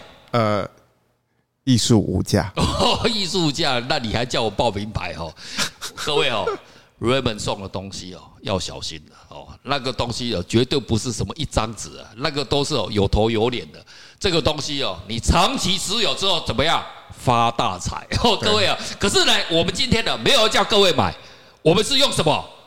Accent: Taiwan; 我认为哦我们台湾人哦缺乏的是一个什么国际化。

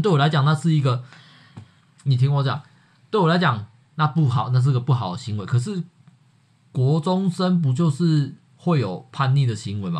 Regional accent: Yunlin County, Taiwan; 我是云林人

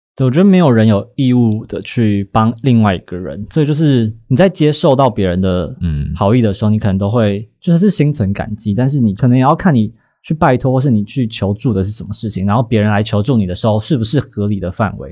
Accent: Taiwan; 可能是我们是台湾人的关系吧

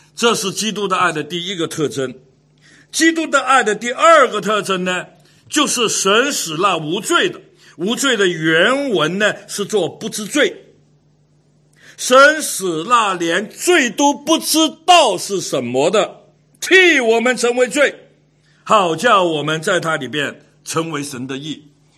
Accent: Hong Kong; 从 小在香港长大，十二三岁的时候就出来鬼混

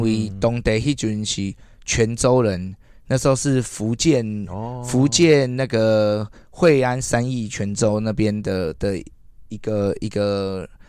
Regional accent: Taipei, Taiwan; moved away as an adult; also born or lived in Malaysia; 我自己的故乡就是在万华

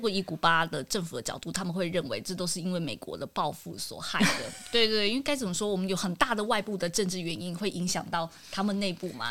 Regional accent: Taiwan; 我们台湾人

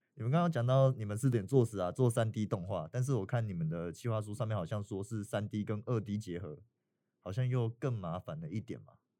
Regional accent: Taiwan; 我们台湾人

